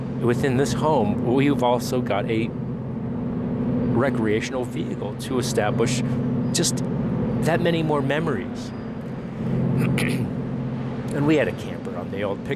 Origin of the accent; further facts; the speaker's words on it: New Jersey, United States; moved away; also born or lived in Eastern Europe (ancestry); Jersey boy, right? Yeah, well, I don't know if I've got a dialect